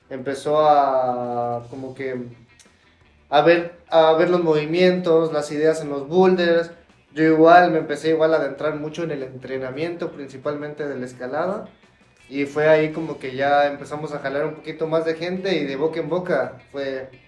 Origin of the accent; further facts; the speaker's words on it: Mexico City, Mexico; creciendo en Ciudad de México, iba bastante seguido, fui conociendo nuevos lugares